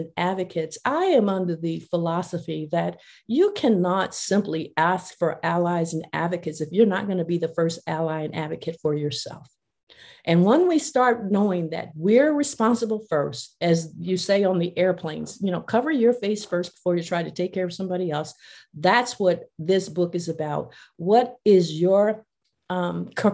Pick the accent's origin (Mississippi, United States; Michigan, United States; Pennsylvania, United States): Mississippi, United States; Mississippi Delta, United States; I grew up in the Mississippi Delta